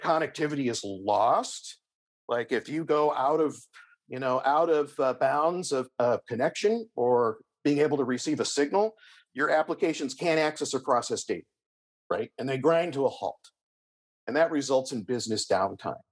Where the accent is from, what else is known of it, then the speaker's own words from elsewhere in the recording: Berkeley, California, United States; I grew up in the San Francisco Bay Area, specifically in Berkeley.